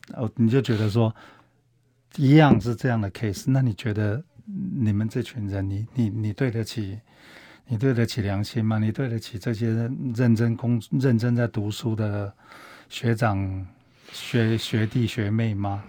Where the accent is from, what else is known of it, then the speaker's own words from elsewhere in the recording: Taiwan; 我们台湾人是见了棺材还不会流泪